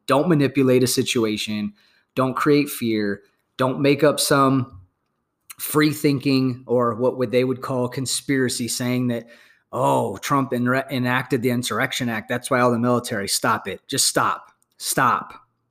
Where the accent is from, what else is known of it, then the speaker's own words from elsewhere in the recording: United States; as an American patriot